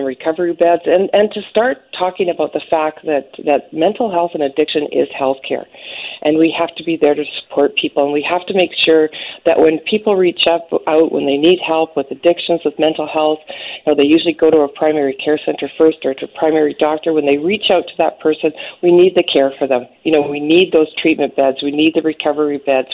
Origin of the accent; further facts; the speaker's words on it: the Kootenays, British Columbia, Canada; I'm from the Kootenays